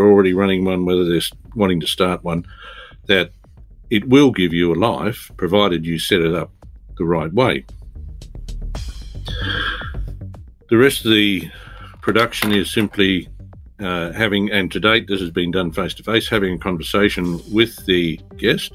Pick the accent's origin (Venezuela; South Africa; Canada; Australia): Australia; Bendigo, Victoria; I am from Bendigo in Victoria, in Australia.